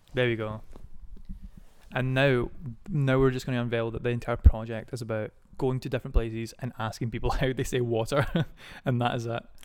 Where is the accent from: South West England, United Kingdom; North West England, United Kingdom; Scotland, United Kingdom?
Scotland, United Kingdom; born or raised there